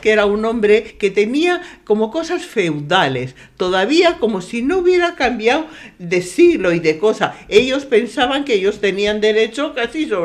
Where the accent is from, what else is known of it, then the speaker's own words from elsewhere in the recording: San Sebastián, Basque Country, Spain; born there; Aquí mismo, muy cerquita de aquí, porque nací en mi casa en Duque de Mandas